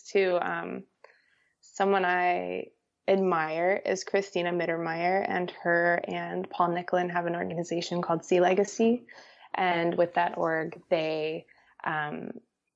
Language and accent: English; Connecticut, United States; I was just shooting around my hometown. I'm from Connecticut, and I would walk on the beaches in the Long Island Sound